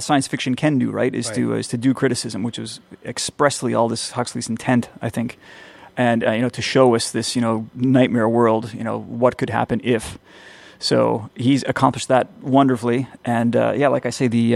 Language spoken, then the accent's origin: English; Canada